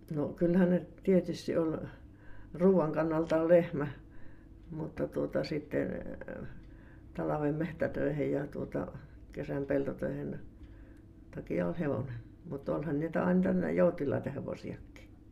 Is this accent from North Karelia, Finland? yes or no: no; Kiviapaja, Sääminki, South Savo, Finland; born or raised there; also born or lived in Uitonniemi